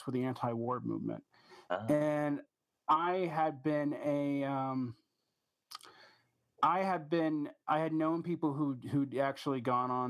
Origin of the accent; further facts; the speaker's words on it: Georgia, United States; it's in my home state. It's off the coast of Savannah.